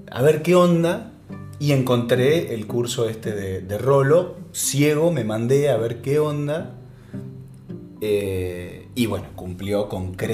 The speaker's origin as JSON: {"language": "Spanish", "region": "Salta", "country": "Argentina", "lives_now": "Buenos Aires, Argentina", "said": "yo soy de Salta, vine para acá, para Buenos Aires"}